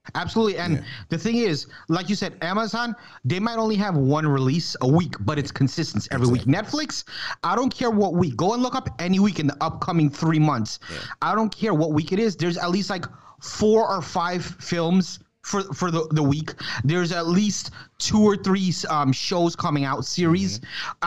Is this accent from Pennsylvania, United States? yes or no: no; Jacksonville, Florida, United States; jacksonville my hometown state florida